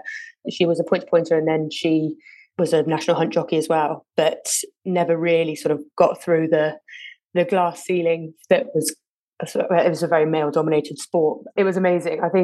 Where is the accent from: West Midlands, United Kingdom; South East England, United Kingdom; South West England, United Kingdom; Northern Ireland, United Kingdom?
South West England, United Kingdom; Winchcombe; also born or lived in Lancaster; I grew up in the Cotswolds in quite a small little village called Winchcombe with my mum and my brother.